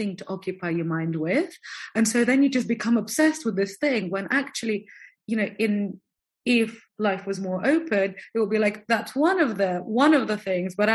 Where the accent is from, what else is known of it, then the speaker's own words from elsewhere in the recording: Moscow, Russia; moved away; also born or lived in London / French Riviera; I'm from Moscow, so we know what cold is